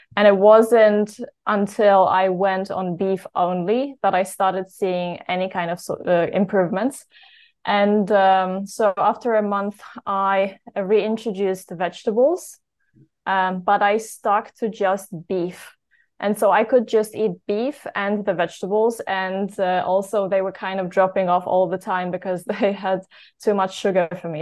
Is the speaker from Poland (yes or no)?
yes; Poland; also born or lived in United Kingdom; I am from Poland originally.